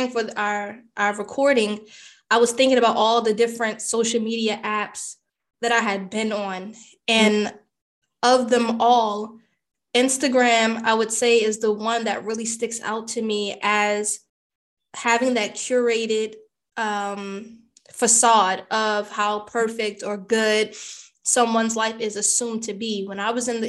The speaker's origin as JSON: {"language": "English", "country": "United States", "tie": "born or raised there", "said": "I'm American born. I am Caribbean ethnicity"}